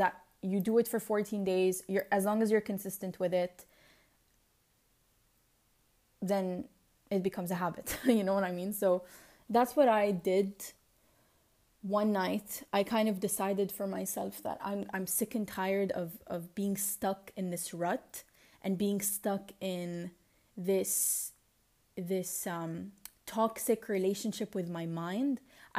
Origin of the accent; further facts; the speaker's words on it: Lebanon; accent: Lebanese; English is a second language; It's just, it's either in a Lebanese accent or my attempt to be, to adop